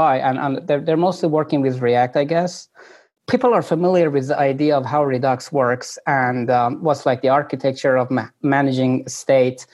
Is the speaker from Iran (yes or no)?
yes; Iran; moved away; I'm originally coming from Iran